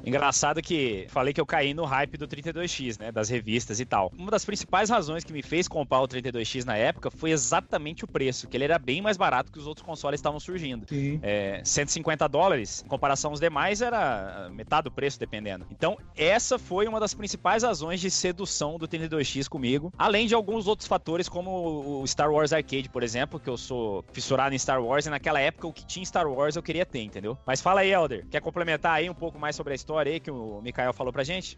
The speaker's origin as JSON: {"language": "Portuguese", "town": "Campo Grande", "region": "Mato Grosso do Sul", "country": "Brazil", "tie": "born or raised there", "said": "Quando voltei pra minha cidade natal, para Campo Grande"}